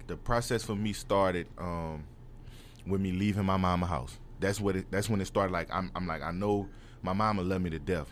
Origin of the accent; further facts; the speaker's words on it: New Orleans, Louisiana, United States; I'm from New Orleans, uptown